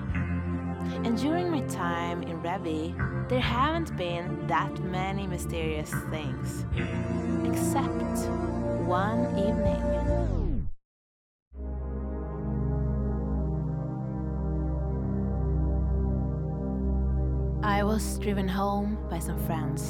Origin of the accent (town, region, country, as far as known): Sweden; now in Revelstoke, Canada